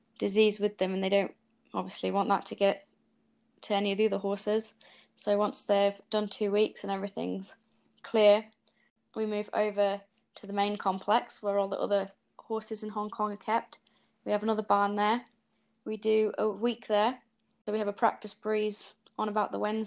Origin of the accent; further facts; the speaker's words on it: Yorkshire and the Humber, United Kingdom; moved away as an adult; now in New Zealand; I'm 24 and I'm originally from Yorkshire, but for the last 5.5 years, I've been living in New Zealand